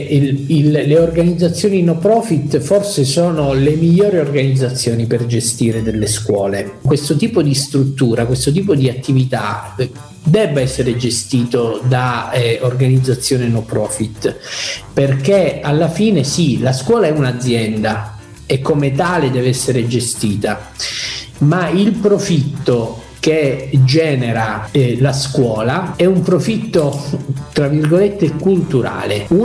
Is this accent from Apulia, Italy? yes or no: no; Palermo, Sicily, Italy; now in Messina, Italy; Io, come tu sai, sono palermitano e, ehm, e quindi mm, sono, sono, stato adottato da questa città, ormai ci vivo da 15 anni